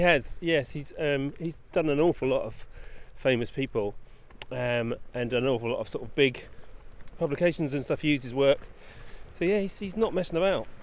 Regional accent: England, United Kingdom; we're English.

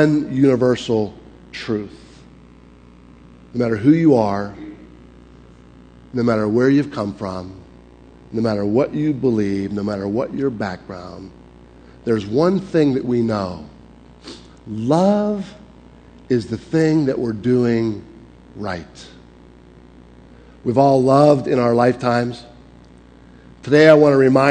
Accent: Pittsburgh, Pennsylvania, United States; accent: Pittsburgh; moved away as an adult; also born or lived in Springfield, Missouri; I'm from Pittsburgh.

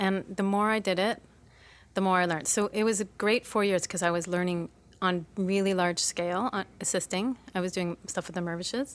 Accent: Toronto, Ontario, Canada; moved away as an adult; also born or lived in Montreal / Vancouver; I was born in Montreal, but I grew up in Toronto

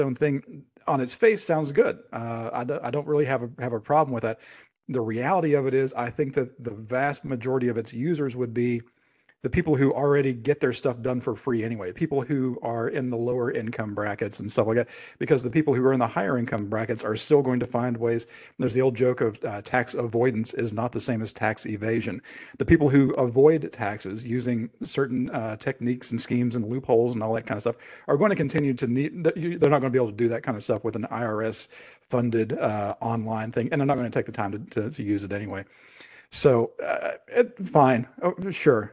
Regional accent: United States; as an American

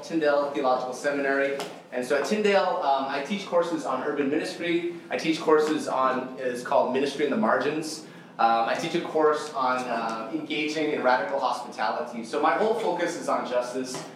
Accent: Toronto, Ontario, Canada; I'm Indonesian. Uh, Indonesian, born and raised here, born and raised in North York

